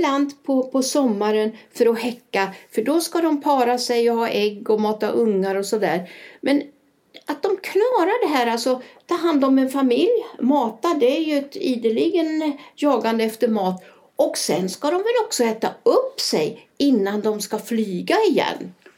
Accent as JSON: {"language": "Swedish", "country": "Sweden", "moved": "yes", "lives_now": "Spain", "said": "jag kommer ju också från Sverige"}